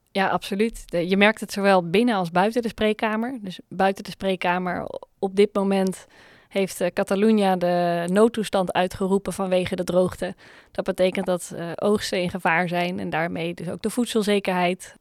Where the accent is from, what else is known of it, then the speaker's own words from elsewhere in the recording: Netherlands; als Nederlanders